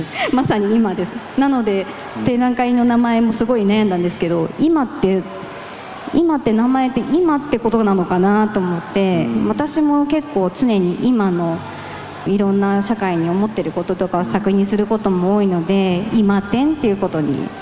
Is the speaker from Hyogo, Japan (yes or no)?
yes; Awaji Island, Hyogo, Japan; 私あの出身が淡路島